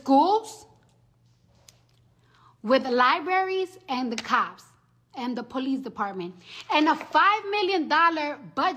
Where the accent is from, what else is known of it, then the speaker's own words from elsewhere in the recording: New York City, New York, United States; moved away as an adult; now in New Jersey, United States; I'm from the Bronx